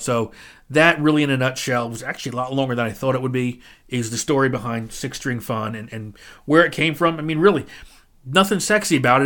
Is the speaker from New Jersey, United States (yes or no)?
yes; New Jersey, United States; I'm from New Jersey